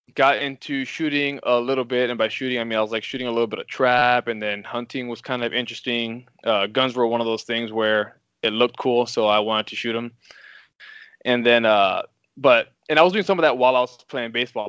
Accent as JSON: {"language": "English", "town": "Miami", "region": "Florida", "country": "United States", "tie": "born or raised there", "also_born_or_lived": "Quincy, Illinois", "moved": "as an adult", "lives_now": "Missouri, United States", "said": "growing up, I'm from Miami, Florida"}